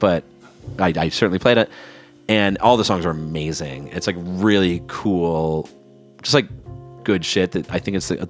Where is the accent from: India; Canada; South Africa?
Canada